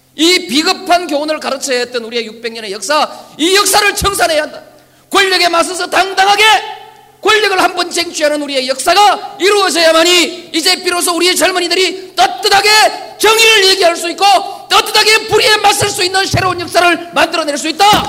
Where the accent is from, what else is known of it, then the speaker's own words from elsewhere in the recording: Yeongnam, South Korea; 나는 그저 영남이니까, 태생이 영남이니까